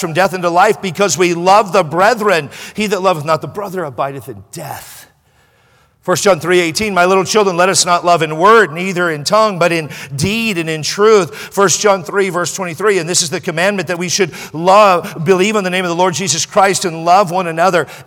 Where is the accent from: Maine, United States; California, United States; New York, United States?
California, United States; I'm from California